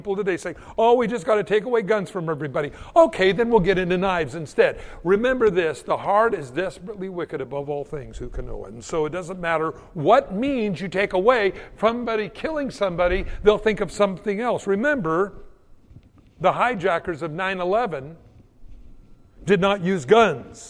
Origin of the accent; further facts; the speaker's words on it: United States; as an American in the 21st century